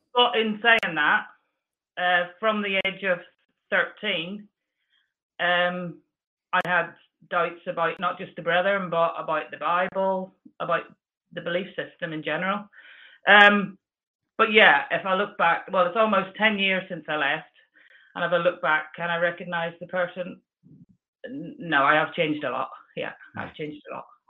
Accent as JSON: {"language": "English", "town": "Belfast", "region": "Northern Ireland", "country": "United Kingdom", "tie": "born or raised there", "said": "I was born in Northern Ireland, mm-hmm. and um, there was so I was part of Belfast as the locality"}